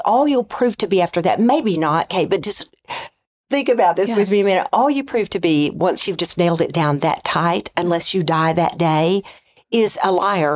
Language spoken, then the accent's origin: English; Arkansas, United States; I grew up in Arkansas in a family of eight.